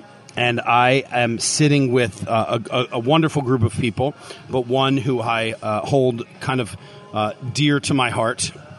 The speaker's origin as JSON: {"language": "English", "town": "Philadelphia", "region": "Pennsylvania", "country": "United States", "lives_now": "Tampa, United States", "said": "I'm from Philly."}